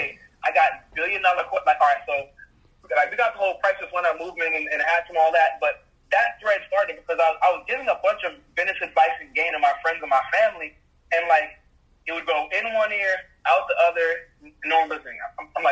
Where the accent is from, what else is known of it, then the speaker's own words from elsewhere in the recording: Jamaica; moved away; me being Jamaican, in Jamaica, like, we are, so in Jamaica, you call your house your yard